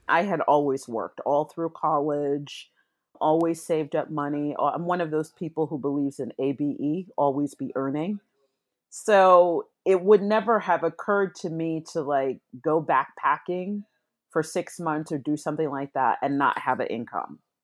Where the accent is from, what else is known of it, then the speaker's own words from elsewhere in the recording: New York City, New York, United States; moved away as an adult; also born or lived in London; I'm back in my hometown of New York City